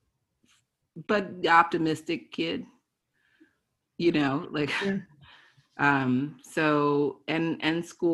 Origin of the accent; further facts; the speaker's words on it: Baltimore, Maryland, United States; I'm from Baltimore, Maryland